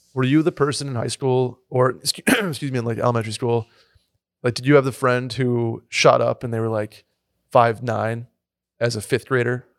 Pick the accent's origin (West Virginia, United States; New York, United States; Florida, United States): New York, United States; Saratoga Springs; moved away; growing up in Saratoga